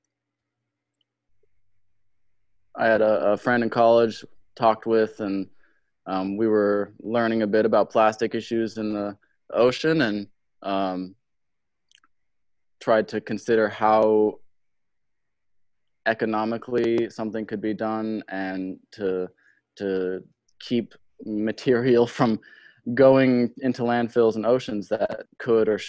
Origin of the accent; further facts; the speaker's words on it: Arizona, United States; I was born in Arizona